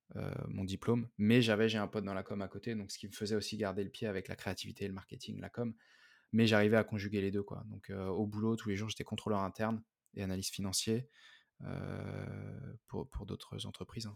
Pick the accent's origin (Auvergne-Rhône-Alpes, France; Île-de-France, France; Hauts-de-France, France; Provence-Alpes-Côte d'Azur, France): Île-de-France, France; Paris suburbs; je suis, de banlieue parisienne